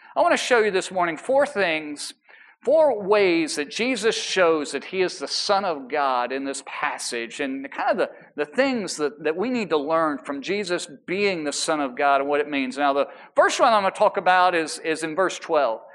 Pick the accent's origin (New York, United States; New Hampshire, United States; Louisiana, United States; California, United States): New York, United States; New York City; I was from New York